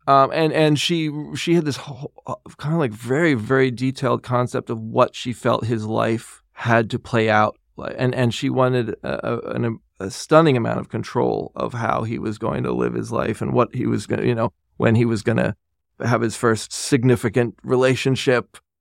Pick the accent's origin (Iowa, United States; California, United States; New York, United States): New York, United States; I was born and raised in New York.